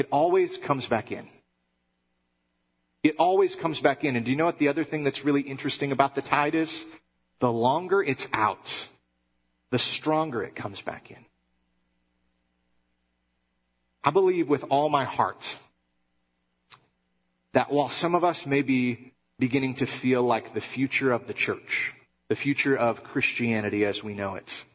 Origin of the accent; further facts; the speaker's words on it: Michigan, United States; moved away; I grew up in Michigan